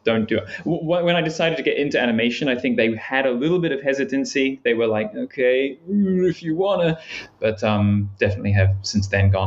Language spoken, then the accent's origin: English; New Zealand; I grew up in New Zealand